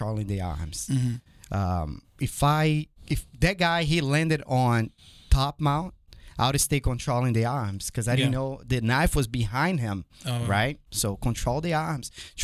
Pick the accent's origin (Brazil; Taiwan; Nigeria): Brazil; moved away; My dad is American. My mom is from Brazil. I was born in Brazil. And growing up there